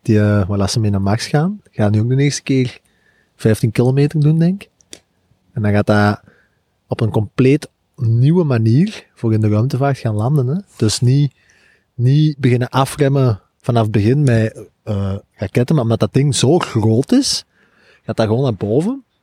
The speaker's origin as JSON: {"language": "Dutch", "country": "Belgium", "said": "als Belgen"}